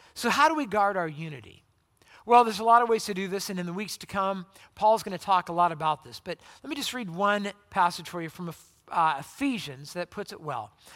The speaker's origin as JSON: {"language": "English", "region": "Southern California", "country": "United States", "moved": "yes", "said": "I'm from Southern California"}